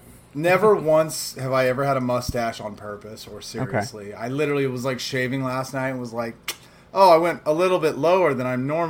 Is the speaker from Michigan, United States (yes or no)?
no; Portland, Oregon, United States; moved away; also born or lived in Los Angeles / Phoenix; I'm from Portland, Oregon. I like, am a normally, like, pale white.